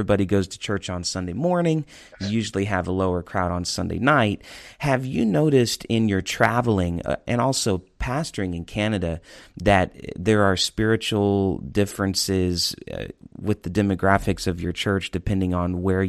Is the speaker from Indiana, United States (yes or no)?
yes; Indianapolis, Indiana, United States; moved away as an adult; now in the South, United States; I grew up around Indiana Bible College going to Calvary Tabernacle because my father was the vice president there.